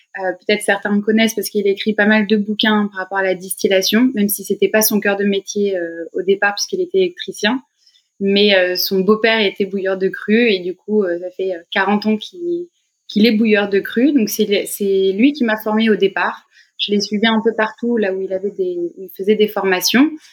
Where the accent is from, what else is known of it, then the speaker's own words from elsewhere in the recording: Beaune, Bourgogne-Franche-Comté, France; moved away as an adult; now in Paris, France; je suis originaire de Beaune, en Bourgogne, et puis j'ai euh, vraiment baigné dans, dans l'univers du vin depuis, depuis toute petite